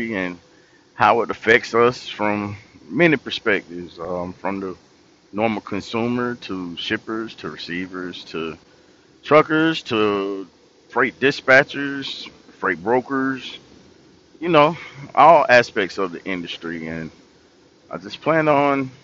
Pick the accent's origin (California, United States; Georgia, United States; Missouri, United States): Georgia, United States; Tifton; also born or lived in Atlanta, Georgia; I'm from Tifton, Georgia, originally. And I lived in Atlanta for about 10 years, and I moved back to Tifton